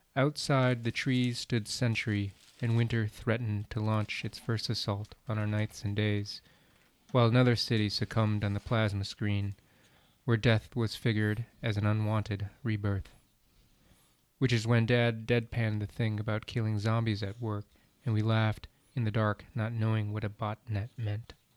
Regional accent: Wisconsin, United States; also born or lived in Vietnam; came to the U.S., resettled in Wisconsin and pretty much lived a kind of stereotypical American childhood

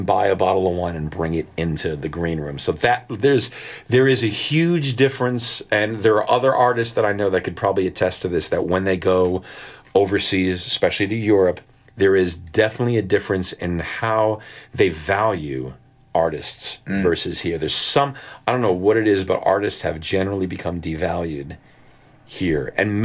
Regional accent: the New York area, United States; most of us guys that were playing with him were from the New York area

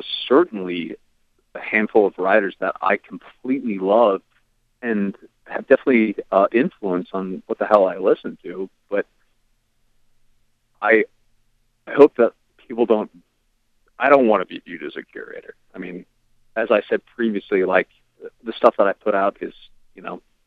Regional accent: Virginia Beach, Virginia, United States; I grew up in Virginia Beach, Virginia

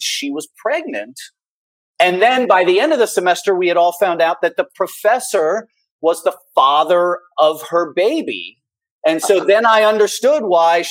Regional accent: Cincinnati, Ohio, United States; now in Bowling Green, Kentucky, United States; when I was a kid growing up in Cincinnati

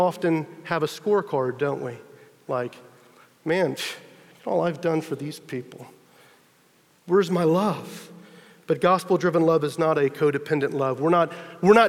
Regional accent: Texas, United States; I'm from Texas, you know, true to the stereotype, I had a pickup truck

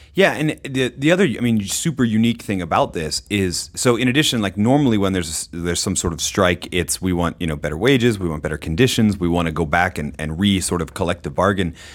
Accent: Groton, Massachusetts, United States; moved away; I grew up in Groton, Massachusetts

